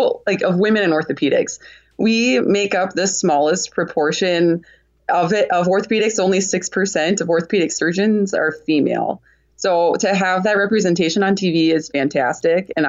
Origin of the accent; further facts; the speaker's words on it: Sioux Falls, South Dakota, United States; I'm from Sioux Falls, South Dakota